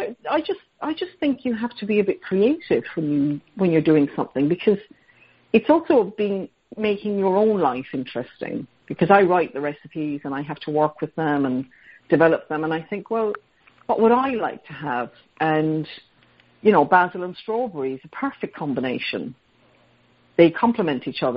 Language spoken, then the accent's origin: English; Ireland; moved away; partly growing up in Ireland because we'd have abundances of blackberries or plums or pears